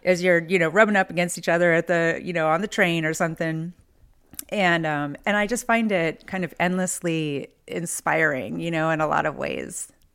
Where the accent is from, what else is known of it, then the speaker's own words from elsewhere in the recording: near San Francisco, Bay Area, California, United States; moved away as an adult; also born or lived in Chicago / Los Angeles; now in Philadelphia, United States; I grew up near San Francisco